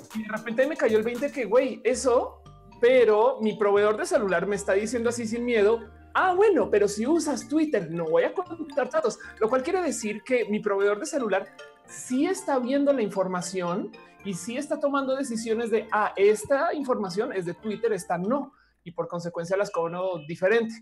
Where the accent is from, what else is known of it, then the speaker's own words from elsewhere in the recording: Mexico; en México tenemos internet móvil rebarato